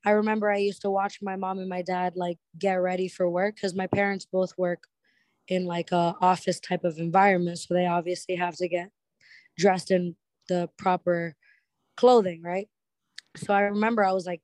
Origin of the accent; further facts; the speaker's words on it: Lawrence, Massachusetts, United States; now in Orlando, United States; I'm actually from a small town, like a ghetto hood area called Lawrence, Massachusetts, like 20-30 minutes outside of downtown Boston